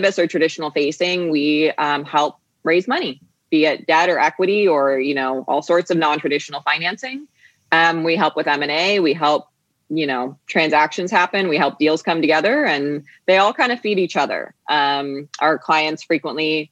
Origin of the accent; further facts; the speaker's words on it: Phoenix, Arizona, United States; also born or lived in Boston, Massachusetts; I grew up between Boston and here in Phoenix, Arizona, where I am today. I grew up in Boston for about 10 years. And then I moved out here to Arizona